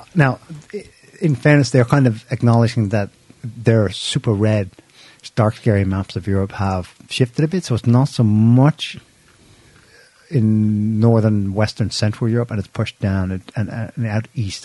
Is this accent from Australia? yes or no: no; Ireland; we're Irish